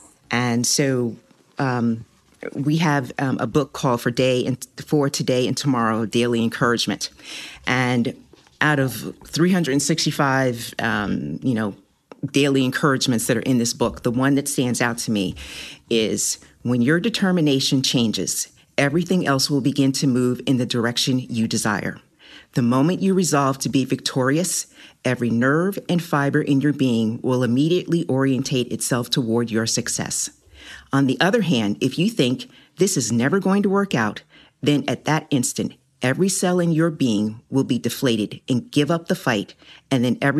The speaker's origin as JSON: {"language": "English", "town": "Winston-Salem", "region": "North Carolina", "country": "United States", "also_born_or_lived": "New Jersey / New York / Virginia", "moved": "yes", "lives_now": "Hampton Roads, United States", "said": "I'm originally from Winston-Salem, North Carolina."}